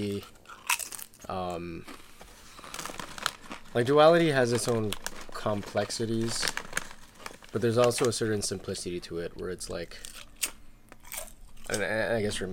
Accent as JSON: {"language": "English", "country": "Philippines", "tie": "born or raised there", "moved": "as an adult", "lives_now": "Toronto, Canada", "said": "all my life growing up in the Philippines"}